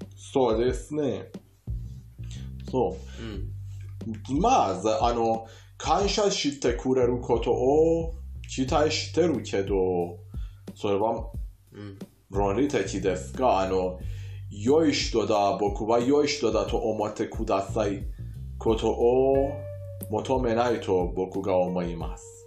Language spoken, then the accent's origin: Japanese; Iran; Japanese is a second language; イランで学習った日本語